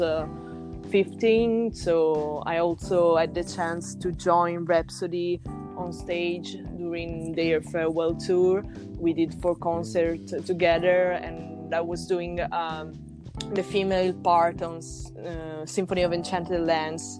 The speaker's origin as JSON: {"language": "English", "region": "Tuscany", "country": "Italy", "said": "we are from Italy, so uh, melodic power metal is something that there is really common in Italy. We are coming from Tuscany"}